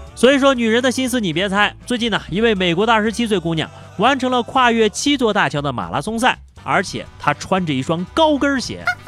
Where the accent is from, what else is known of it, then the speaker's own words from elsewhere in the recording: Anyang, Henan, China; moved away; 在我的老家河南安阳